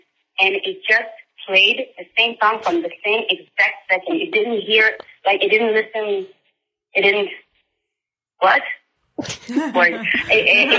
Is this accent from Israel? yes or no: yes; Israel; I am from Israel